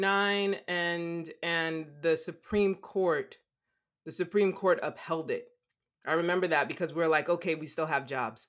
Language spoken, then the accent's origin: English; Louisiana, United States; growing up in Louisiana